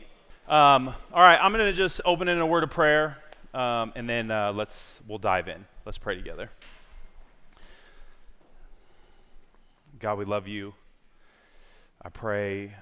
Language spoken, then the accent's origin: English; San Diego, California, United States; moved away as an adult; also born or lived in Lynchburg, Virginia; I am originally from San Diego, California, born and raised